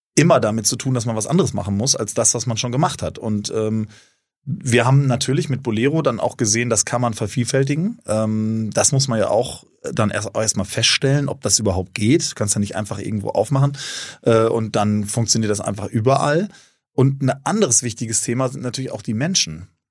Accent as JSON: {"language": "German", "region": "North Rhine-Westphalia", "country": "Germany", "also_born_or_lived": "Cape Town", "moved": "yes", "lives_now": "Hamburg, Germany", "said": "Ich bin eigentlich Ostwestfale."}